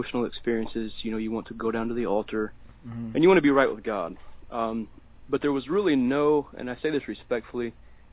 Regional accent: Deep South, United States; I was raised primarily in the Deep South, typical kid down there

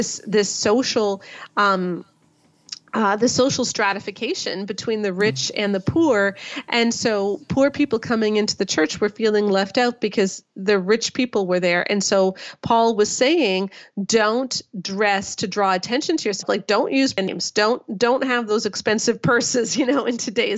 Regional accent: Canada; I'm Canadian

